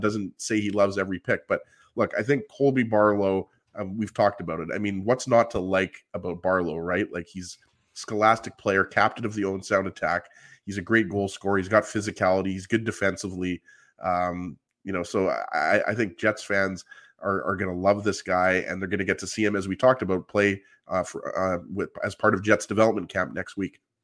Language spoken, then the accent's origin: English; Canada; I'm Canadian